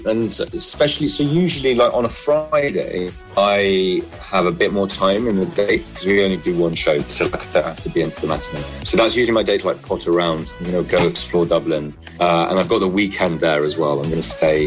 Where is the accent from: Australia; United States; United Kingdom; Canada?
United Kingdom; London; I grew up in London.